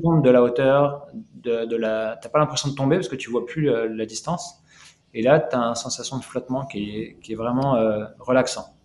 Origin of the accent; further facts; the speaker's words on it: Lyon, Auvergne-Rhône-Alpes, France; moved away as an adult; now in Canada; moi, moi, je suis lyonnais d'origine